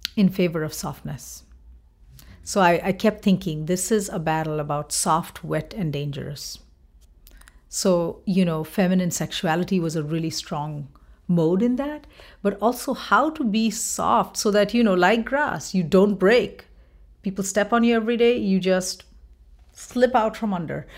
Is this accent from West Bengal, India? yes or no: yes; West Bengal, India; moved away as an adult; now in Minnesota, United States; I'm from Bengal